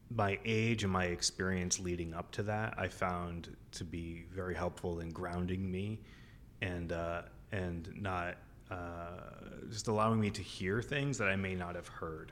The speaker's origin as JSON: {"language": "English", "town": "Keene", "region": "New Hampshire", "country": "United States", "tie": "born or raised there", "moved": "as an adult", "said": "in my hometown."}